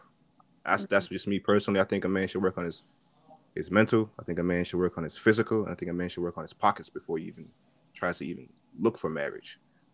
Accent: New York, United States; I'm from New York too

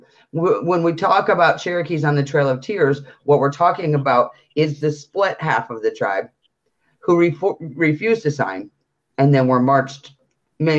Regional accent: just outside of Detroit, Michigan, United States; I grew up in just outside of Detroit

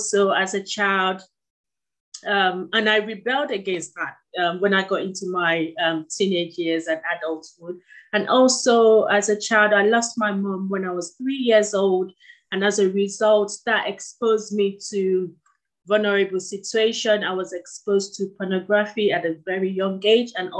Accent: Nigeria; moved away; He sent me to some of the best schools in Nigeria

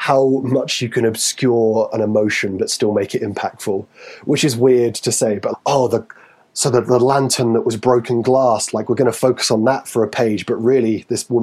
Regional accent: Newcastle upon Tyne, North East England, United Kingdom; accent: Geordie; I'm from Newcastle

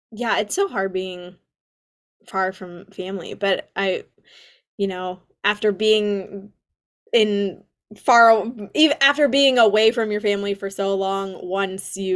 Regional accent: Los Angeles, California, United States; now in New York City, United States; I'm from LA.

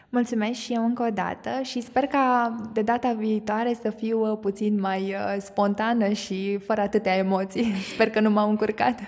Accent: Mehedinți County, Romania; sunt uh, născută și crescută în Mehedin

